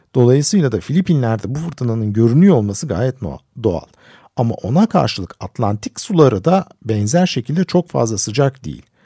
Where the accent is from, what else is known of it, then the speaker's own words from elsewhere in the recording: Istanbul, Turkey; Ben küçükken ben İstanbul'da büyüdüm.